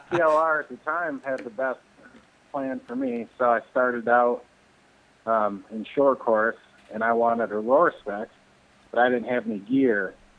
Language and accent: English; Petoskey, Michigan, United States; now in Edwardsburg, United States; I grew up in Petoskey, Michigan, which you guys might know where that is.